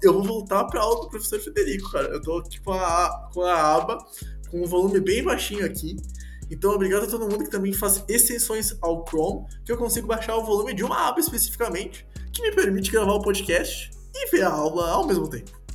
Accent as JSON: {"language": "Portuguese", "region": "Rio Grande do Sul", "country": "Brazil", "accent": "gaúcho"}